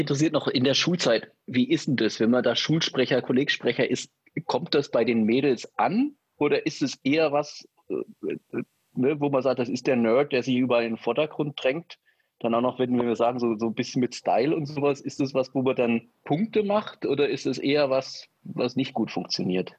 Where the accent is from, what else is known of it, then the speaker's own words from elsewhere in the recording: former East Germany, Germany; moved away; ich bin ja in der ehemaligen DDR aufgewachsen